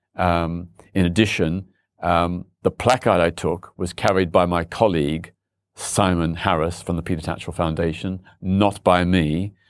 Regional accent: Australia; now in London, United Kingdom; I was born in Australia

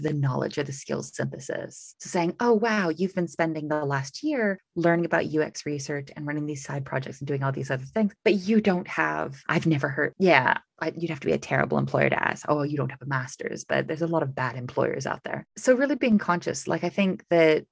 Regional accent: United States; moved away as an adult; now in United Kingdom; I'm American, but live in the UK

